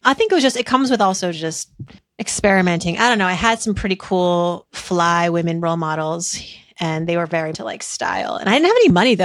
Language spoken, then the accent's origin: English; Worcester, Massachusetts, United States; growing up in Worcester, Massachusetts